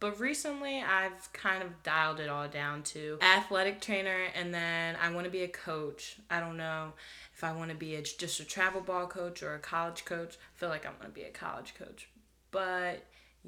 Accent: Delaware County, Pennsylvania, United States; I'm from Delaware County, Pennsylvania

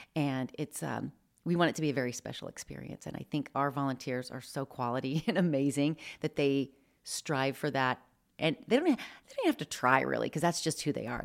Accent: Midwest, United States; moved away as an adult; now in Spokane, United States; I grew up in the Midwest

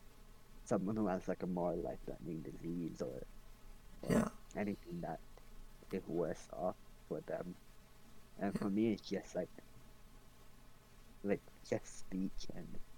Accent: Edmonton, Alberta, Canada; I was born in Edmonton, so I was grateful that I was born a Canadian.

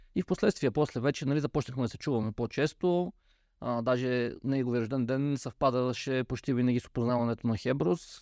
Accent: Peshtera, Pazardzhik Province, Bulgaria; аз съм от Пещера, град с, бих казал, доста дълги традиции в автомобилния спорт

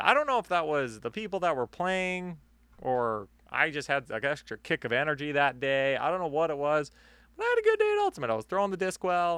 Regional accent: Canada; accent: Canadian; we are Canadian.

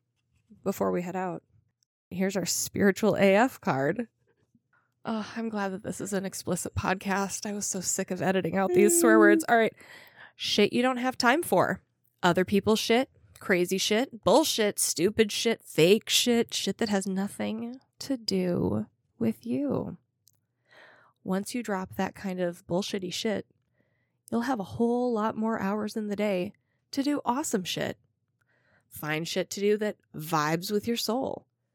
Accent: Minnesota, United States

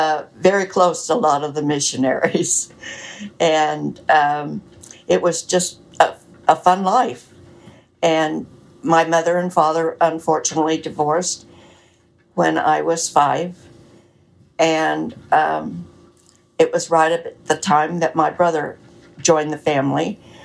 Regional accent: Lubbock, Texas, United States; also born or lived in California; Well, I was born in Lubbock, Texas, and lived there off and on between there and California most of my life

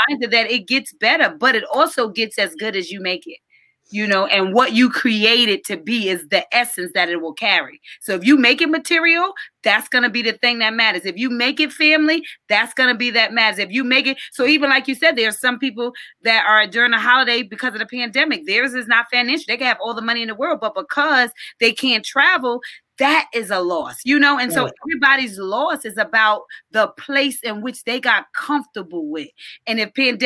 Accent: New York, United States; my church that I grew up in New York

